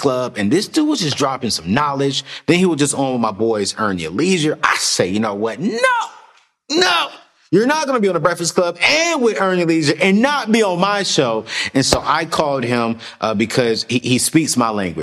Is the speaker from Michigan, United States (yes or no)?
no; Oceanside, California, United States; I'm from California as well. I'm from Oceanside.